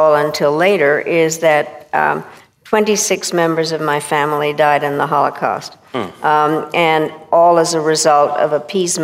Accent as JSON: {"language": "English", "country": "Czechia", "tie": "born or raised there", "said": "I was born in Czechoslovakia in 1937"}